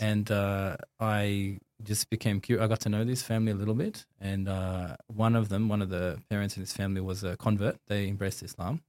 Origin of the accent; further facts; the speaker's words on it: Sydney, New South Wales, Australia; I grew up in Sydney